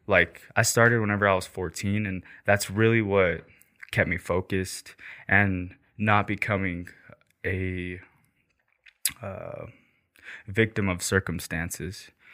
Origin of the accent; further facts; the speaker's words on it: St. Anthony, Idaho, United States; also born or lived in Rexburg, Idaho / Killeen, Texas; I'm from Rexburg and I grew up in Saint Anthony